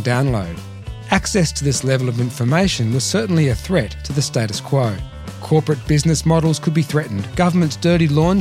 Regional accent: Melbourne, Victoria, Australia; from my hometown of Melbourne, Australia

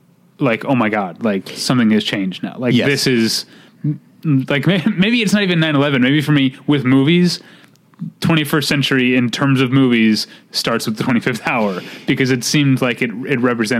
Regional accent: United States; as an American

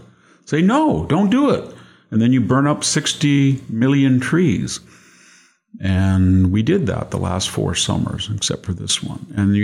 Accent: Selma, California, United States; It was wonderful to grow up in California.

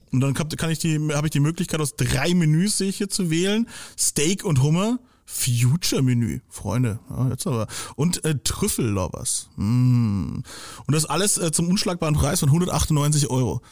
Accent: Franconia, Germany; also born or lived in Nuremberg; als Bewohner dieser Stadt oder auch als Franke

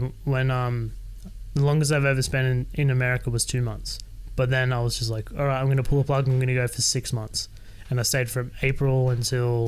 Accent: Sydney, New South Wales, Australia; moved away as an adult; I was born and raised in Sydney. I lived with my parents until I was 25

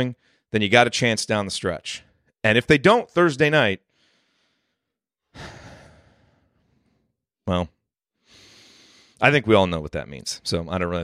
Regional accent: Bloomington, Indiana, United States; moved away; when we were growing up in Bloomington

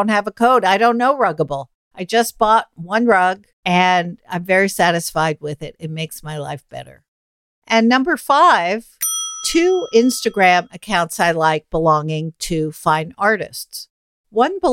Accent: New York City, New York, United States; I grew up in Manhattan

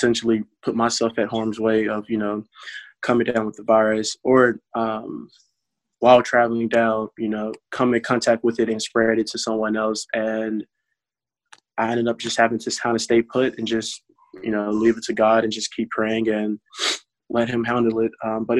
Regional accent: Lanett, Alabama, United States; moved away; back in my hometown in Lynette, Alabama, Chambers County

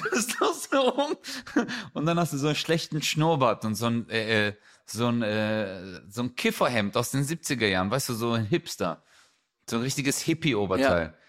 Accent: Stuttgart, Baden-Württemberg, Germany; da wo ich herkomme, 7000 Stuttgart 31

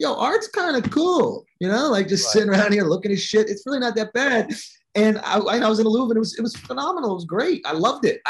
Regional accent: New York, United States; I'm from New York

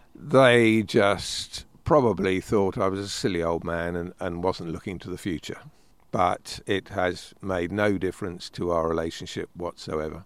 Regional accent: United Kingdom; We are British

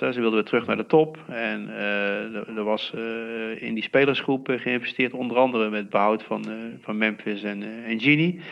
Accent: Heeze, North Brabant, Netherlands; ik kom hier wel uit de regio. Hè. Ik kom uit Hezen, een dorpje hier vlakbij. En, eh, dus ik ben opgegroeid in PSV-land

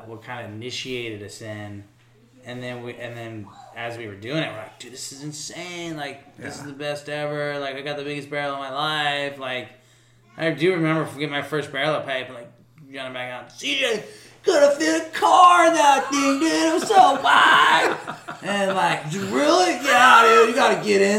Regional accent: Florida, United States; we came from Florida

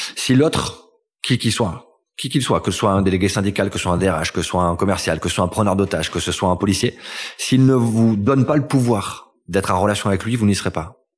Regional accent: L'Isle-en-Dodon, Occitania, France; also born or lived in Toulouse; Je suis né à Toulouse et j'ai grandi entre Toulouse et les Pyrénées dans un petit village qui s'appelle l'île Dodon

